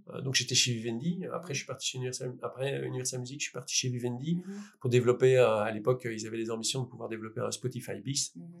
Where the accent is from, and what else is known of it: Liège, Wallonia, Belgium